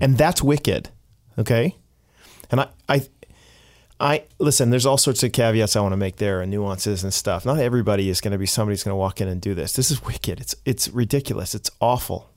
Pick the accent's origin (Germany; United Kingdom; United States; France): United States; now in Canada; I'm American, say, half Canadian